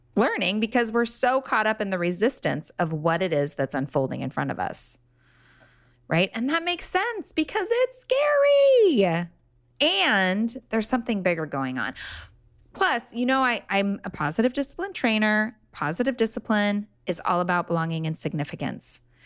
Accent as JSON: {"language": "English", "town": "Laguna Beach", "region": "California", "country": "United States", "tie": "born or raised there", "said": "I grew up in Laguna"}